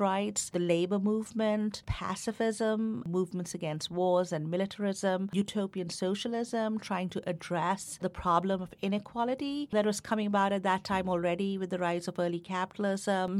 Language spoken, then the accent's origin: English; India; moved away as an adult; now in United States; growing up in India